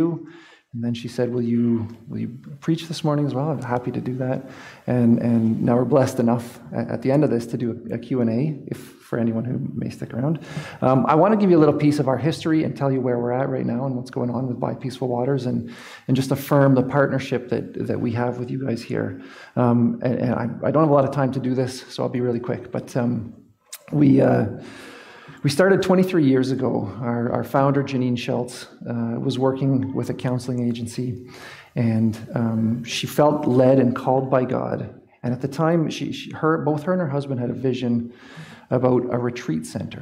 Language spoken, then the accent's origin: English; Exeter, Ontario, Canada; moved away; I actually grew up in Exeter, so I'm a Huron County guy